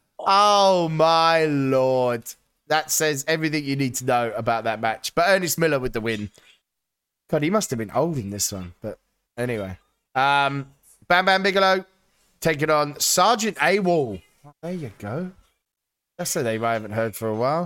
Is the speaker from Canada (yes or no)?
no; United Kingdom; As a British guy